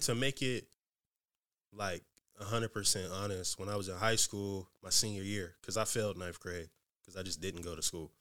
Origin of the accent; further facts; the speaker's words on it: Newport News, Virginia, United States; moved away as an adult; now in Seattle, United States; I'm from Newport News, Virginia.